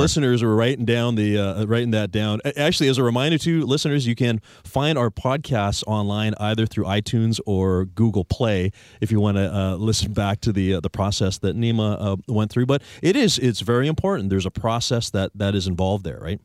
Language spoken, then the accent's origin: English; Victoria, British Columbia, Canada; like me, you're a locally born and raised Victorian.